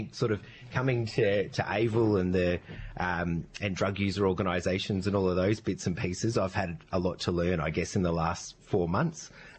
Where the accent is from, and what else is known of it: central Queensland, Australia; born or raised there; also born or lived in Sydney / Melbourne; now in Canberra, Australia